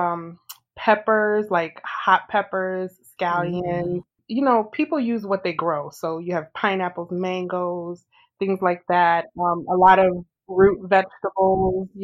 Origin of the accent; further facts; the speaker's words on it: United States; my parents are Haitian. They're from Haiti. But like I grew up, you know, I was born in America. I grew up in America